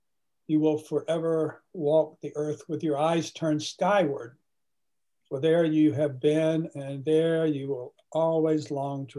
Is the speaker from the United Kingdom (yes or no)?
no; Fitzgerald, Georgia, United States; I was born in the Deep South in a town called Fitzgerald, Georgia